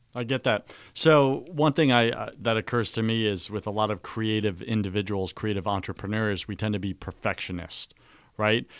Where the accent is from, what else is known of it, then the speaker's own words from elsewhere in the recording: New York, United States; we're both Greek. We're both from New York